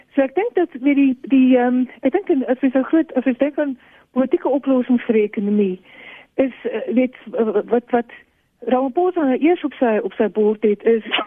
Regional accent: South Africa; as alle Suid-Afrikaners

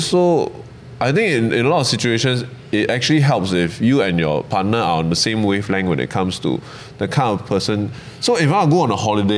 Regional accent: Malaysia; now in Singapore; I'm from Malaysia

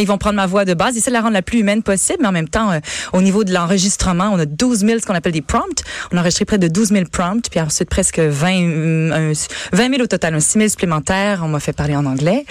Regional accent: Canada; Je suis canadien-français. Oui, je suis français-Canada

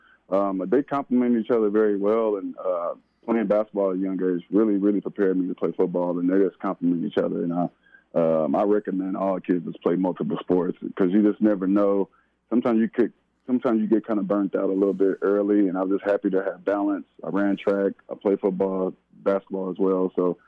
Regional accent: California, United States; Well, growing up in the Bay Area, I was a diehard Raider fan, man.

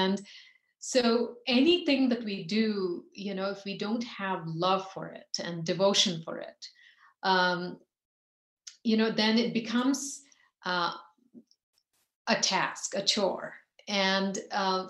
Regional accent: India; growing up in India

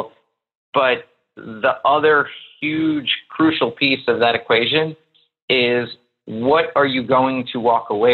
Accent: New York, United States; also born or lived in Miami; I'm based in New York. I'm from New York

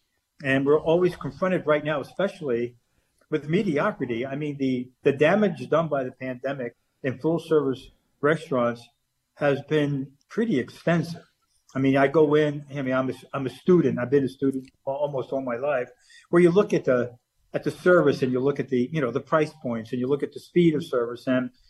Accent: Dallas, Texas, United States; I grew up here in the Dallas-Fort Worth area.

